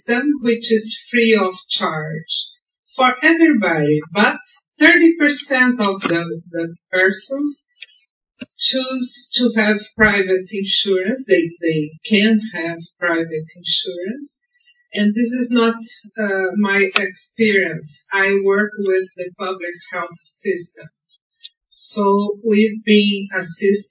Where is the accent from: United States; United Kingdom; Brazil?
Brazil; I'm from Brazil, University of São Paulo.